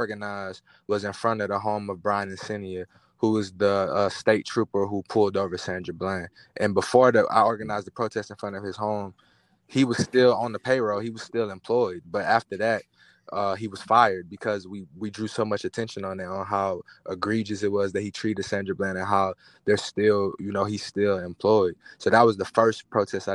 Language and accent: English; Manor, Texas, United States; also born or lived in Houston, Texas; I was born in Houston. I actually spent middle school and high school out in Manor, Texas, which was a small country town on the outskirts of Austin.